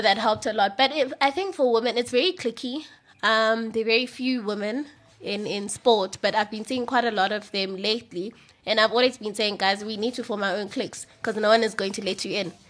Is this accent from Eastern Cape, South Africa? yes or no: yes; Eastern Cape, South Africa; I'm from the Eastern Cape, so I basically grew up on rugby